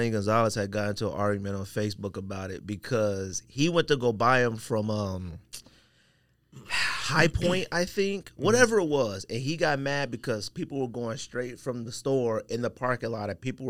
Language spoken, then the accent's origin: English; Paris, Île-de-France, France; I'm from Paris. I don't know who Cecile Bonson. He may be from Italy.